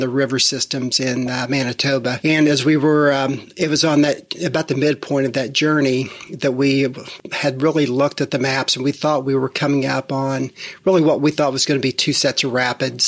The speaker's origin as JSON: {"language": "English", "region": "Midwest", "country": "United States", "tie": "born or raised there", "moved": "as an adult", "lives_now": "Charlotte, United States", "said": "We moved here from the Midwest after growing up there in a family-owned business."}